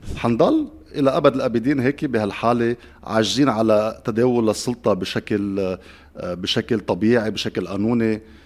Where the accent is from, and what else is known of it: Lebanon